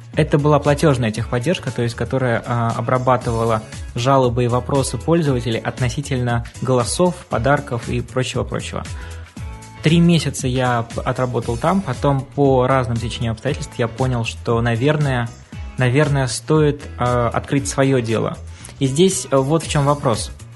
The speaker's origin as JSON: {"language": "Russian", "region": "Arkhangelsk Oblast", "country": "Russia", "moved": "as an adult", "lives_now": "Saint Petersburg, Russia"}